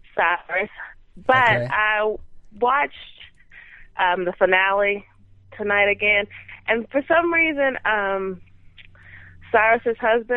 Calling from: Houston, Texas, United States; Houston, Texas.

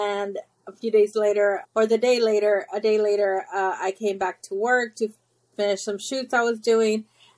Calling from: Houston, Texas, United States; I am in Houston, Texas.

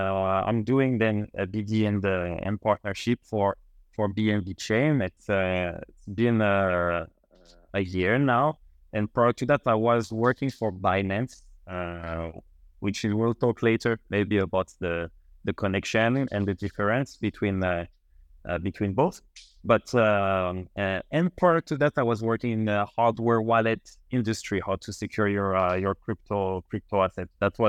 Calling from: Paris, Île-de-France, France; Paris. Now, right now, I'm based in Paris.

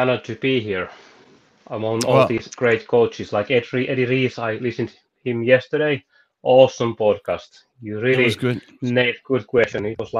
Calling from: Jyväskylä, Central Finland, Finland; I'm coming from Jyväskylä, Finland, from our sauna, actually. I live by the lake, like 10 kilometers from the pool or center of the city.

